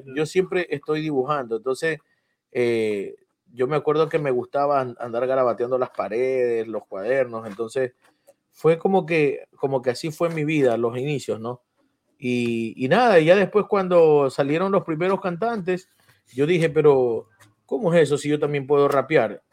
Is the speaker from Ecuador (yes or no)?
yes; Guayaquil, Guayas, Ecuador; now in New York, United States; yo salí de Mapasingue de muy niño y, y fui a Sauces